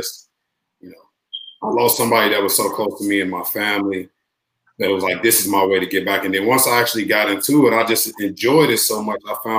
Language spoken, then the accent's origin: English; Chicago, Illinois, United States; growing up in Inglewood, I only knew from Ashland to Horn where my school was, from 69th to 74th.